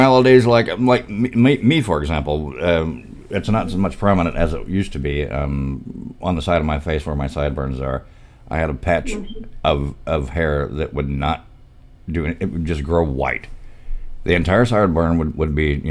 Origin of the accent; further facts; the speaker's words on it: Pine Bluff, Arkansas, United States; I'm from Pine Bluff, Arkansas